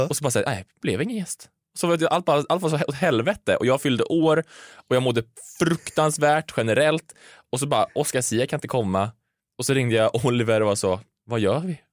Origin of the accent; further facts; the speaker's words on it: Karlstad, Värmland, Sweden; moved away; I Karlstad, där jag är ifrån